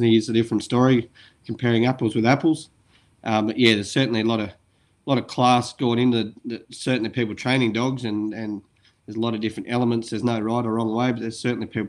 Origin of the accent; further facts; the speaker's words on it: between Newcastle and Taree, New South Wales, Australia; now in Singleton, Australia; I'm originally from over the coast, towards sort of between Newcastle and Taree.